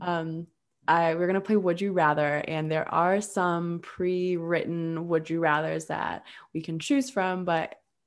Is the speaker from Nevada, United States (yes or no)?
no; Minnesota, United States; I'm from Minnesota